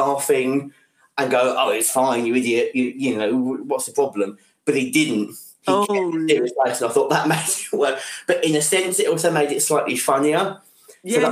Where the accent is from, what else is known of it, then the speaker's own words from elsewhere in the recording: England, United Kingdom; I'm too English